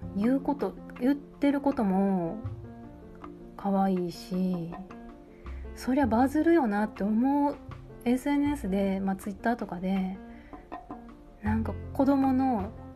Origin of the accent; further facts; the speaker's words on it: Kansai, Japan; accent: Kansai-ben; 時々関西弁やっぱり出ちゃうんですよびっくりした時とかあのわってなった時に